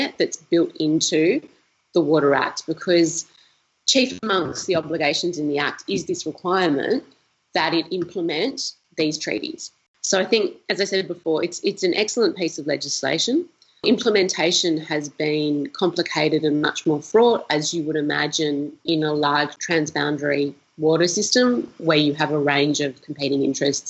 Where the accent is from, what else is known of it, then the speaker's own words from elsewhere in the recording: Australia; as an Australian